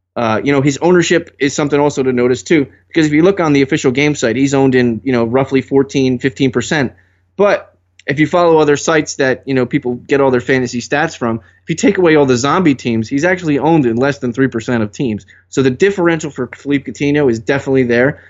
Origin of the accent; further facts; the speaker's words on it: New Jersey, United States; I'm from Jersey